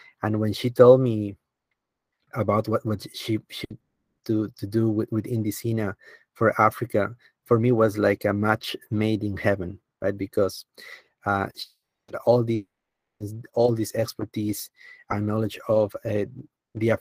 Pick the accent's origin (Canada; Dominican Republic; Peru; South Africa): Peru; moved away; I started working in my home country, Peru